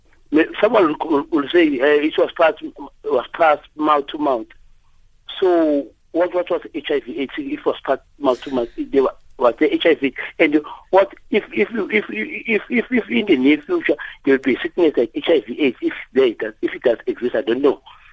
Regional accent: South Africa; I'm a South African because I speak isiZulu.

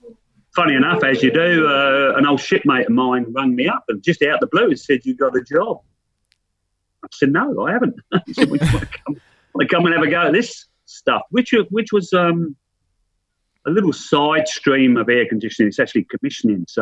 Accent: London, United Kingdom; moved away as an adult; also born or lived in Wollongong; now in Australia; I'm a Londoner

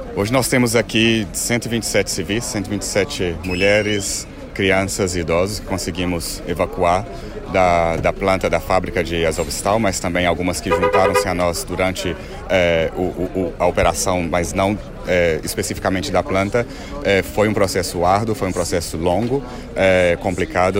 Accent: Brazil; moved away; sou brasileiro

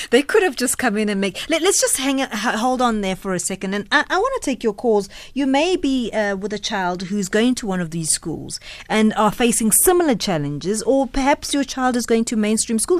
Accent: South Africa; a South African citizen

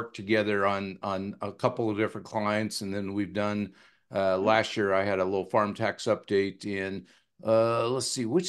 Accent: Dixie, Washington, United States; I'm from Dixie, Washington. And that's the town where if somebody gets divorced, are they still brother and sister? So, you know, that's the type of town I grew up in.

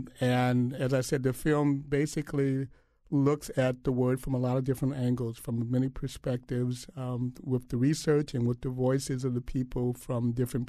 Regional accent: Illinois, United States; my parents are from Mississippi, and I was born and raised in Illinois.

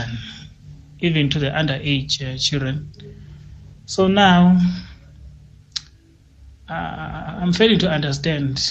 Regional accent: South Africa; as South Africans

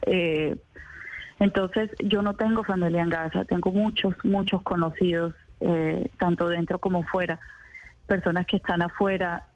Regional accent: Barranquilla, Atlántico, Colombia; yo soy nacida en Barranquilla, soy palestina de tercera generación

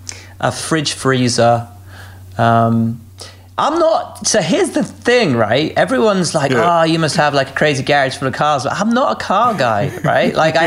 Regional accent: Malvern, West Midlands, United Kingdom; which I grew up in Malvern, so on the Malvern Hill.

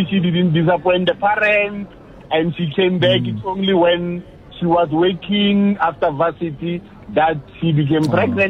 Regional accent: South Africa; I remember growing up in the Den Bubuta Tswana

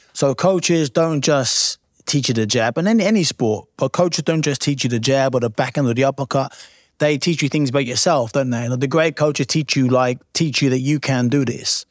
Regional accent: Lowestoft, East of England, United Kingdom; my little small town where I'm from in Lowestoft

